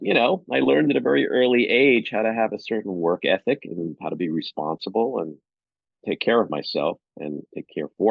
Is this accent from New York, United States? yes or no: yes; New York City, New York, United States; I grew up in Far Rockaway, Queens, literally a stone's throw from the beach.